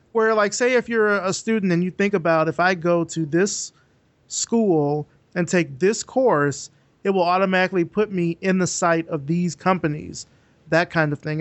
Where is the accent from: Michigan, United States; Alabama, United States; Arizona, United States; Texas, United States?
Alabama, United States; moved away; also born or lived in Georgia; i'm from alabama originally